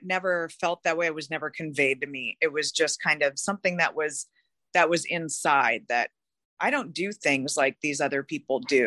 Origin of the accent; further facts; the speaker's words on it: Seattle, Washington, United States; I was born and raised in Seattle, Washington